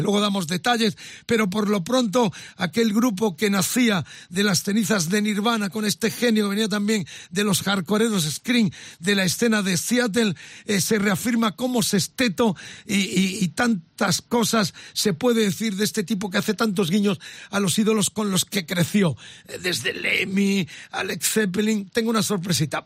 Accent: Huelva, Andalusia, Spain; Yo soy, yo soy uno de Huelva.

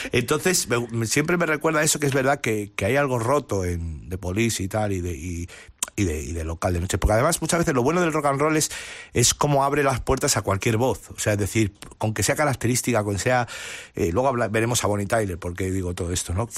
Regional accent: Madrid, Community of Madrid, Spain; en mi barrio, eh, en el barrio Hortaleza, donde, donde, donde, estoy muy vinculado y soy, soy de allí

